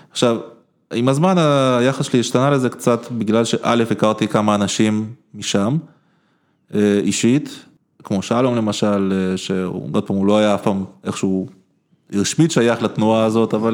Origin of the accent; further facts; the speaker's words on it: Israel; also born or lived in Ukraine; אני מגדיר את עצמי בראש ובראשונה כישראלי, לגמרי. זאת אומרת, הסיפור הזה של נולדתי באוקראינה הוא ממש distant second